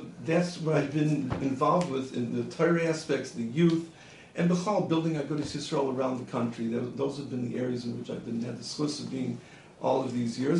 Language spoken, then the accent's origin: English; Milwaukee, Wisconsin, United States; moved away; And I grew up in Milwaukee, Wisconsin.